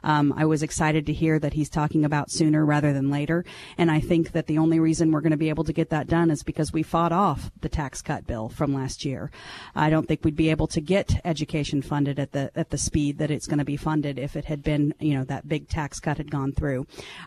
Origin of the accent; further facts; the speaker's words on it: Branson, Missouri, United States; moved away; also born or lived in Kansas City, Missouri / Callaway County, Missouri; I grew up in Branson, Missouri, and my father was the elected prosecutor there for about 20 years